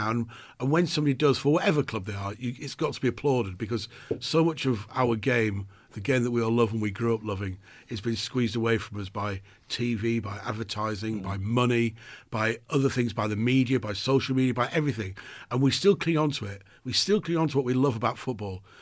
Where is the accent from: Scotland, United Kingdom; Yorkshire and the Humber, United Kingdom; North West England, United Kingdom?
Scotland, United Kingdom; Dundee; But for me, it's, I was from Dundee. It's a crazy place.